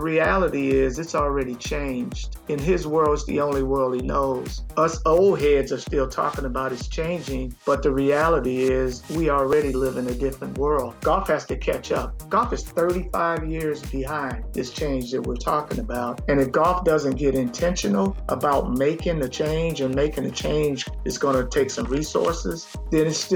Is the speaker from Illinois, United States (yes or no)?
yes; Chicago, Illinois, United States; moved away as an adult; now in Tampa, United States; I was born and raised in Chicago.